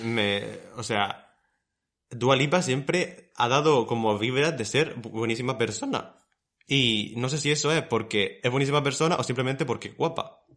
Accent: Murcia, Region of Murcia, Spain; somos personas de Murcia

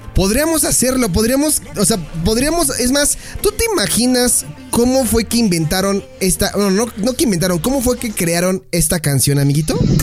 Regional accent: Mexico

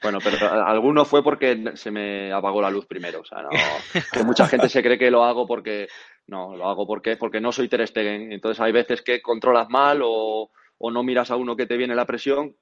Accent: Galicia, Spain; venir a mi, a mi tierra

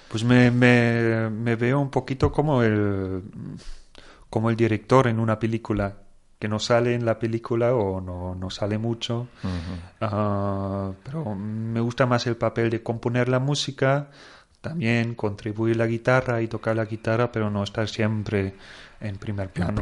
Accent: Germany; moved away; yo como alemán

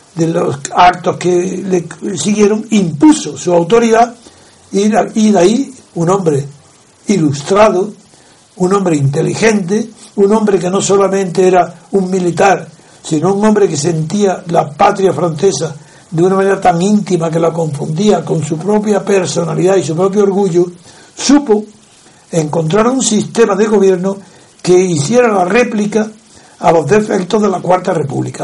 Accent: Spain

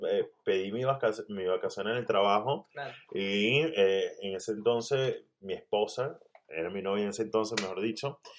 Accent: Venezuela; Mira, la primera vez que yo salí de Venezuela, simplemente lo que hice fue cruzar un puente, el puente internacional Simón

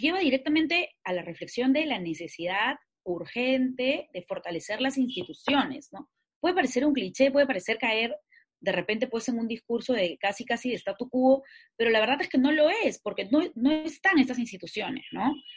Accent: Peru; Yo como peruana, ciudadana

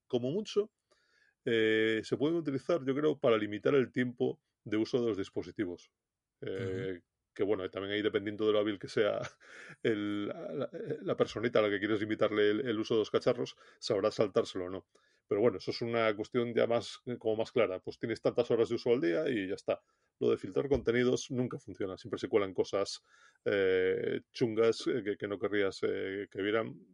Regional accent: Galicia, Spain; como buen gallego

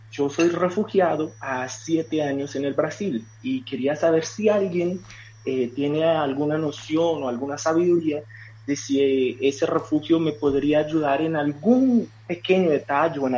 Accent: Colombia; Pero, pero soy colombiano. Vale. Soy colombiano.

